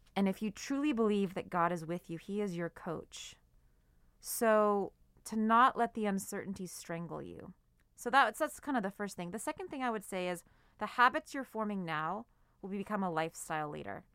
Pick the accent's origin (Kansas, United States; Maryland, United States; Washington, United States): Washington, United States; Seattle; I'm from Seattle, so it would rain a lot